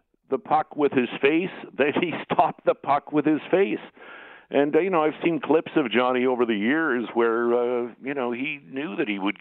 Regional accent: Winnipeg, Manitoba, Canada; my hometown of Winnipeg

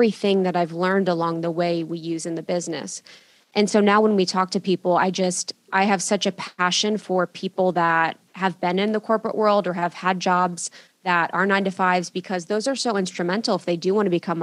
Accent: Ohio, United States; I grew up in Ohio in a small town

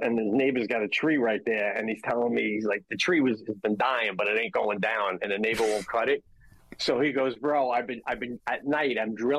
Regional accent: Long Island, New York, United States; moved away as an adult; now in Upstate New York, United States; I grew up on Long Island.

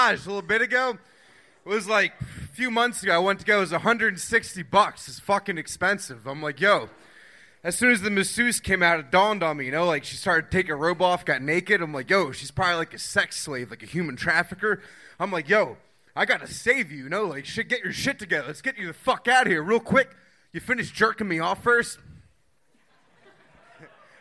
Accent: Philadelphia, Pennsylvania, United States; moved away as an adult; now in Austin, United States; Philadelphia area.

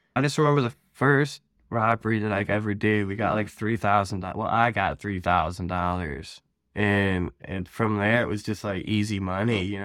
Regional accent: Ohio, United States; I'm from Ohio, born and raised out here.

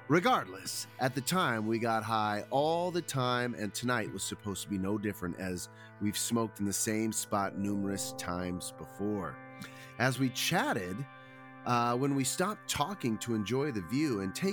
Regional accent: Arizona, United States; With one of the most famous UFO cases, the Phoenix Lights, being here in my home state, we thought we could have seen something beyond our comprehension.

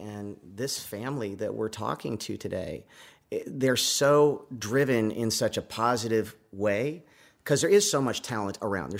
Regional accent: Los Angeles, California, United States; now in Nashville, United States; I was born and raised in Southern California in Hollywood

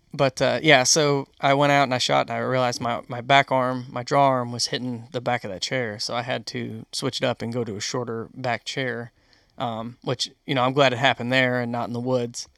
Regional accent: Western New York, United States; moved away; I grew up in New York, Western New York

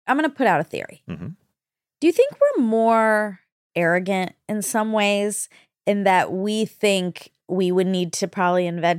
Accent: United States; I'm an American

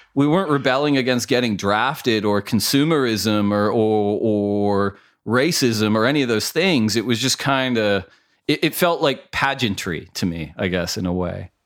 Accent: Mission Viejo, California, United States; I was from Mission Viejo, California at that time

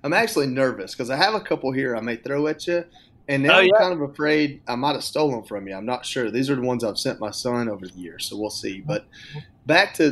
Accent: Dalton, Georgia, United States; my hometown of Dalton, Georgia

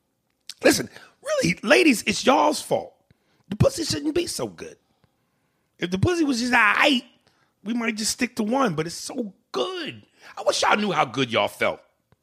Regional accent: Boston, Massachusetts, United States; And nigga, I'm from Boston, Massachusetts.

